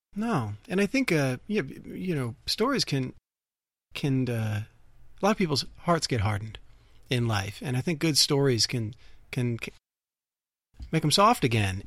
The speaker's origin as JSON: {"language": "English", "town": "Dayton", "region": "Ohio", "country": "United States", "tie": "born or raised there", "said": "I'm from Ohio. I grew up in Dayton, Ohio"}